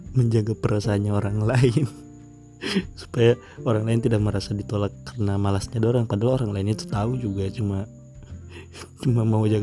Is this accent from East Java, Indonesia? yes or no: no; Palu, Central Sulawesi, Indonesia; saya memang orang Palu dan saya bikin podcast ini itu tentang cerita ini itu